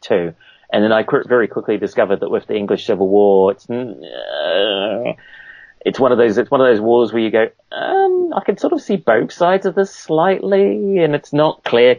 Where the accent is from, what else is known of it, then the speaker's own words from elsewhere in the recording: Auckland, New Zealand; moved away as an adult; also born or lived in Cambridge, New Zealand; now in United Kingdom; I'm from the North Island. Cambridge in the North Island, but basically grew up in Auckland.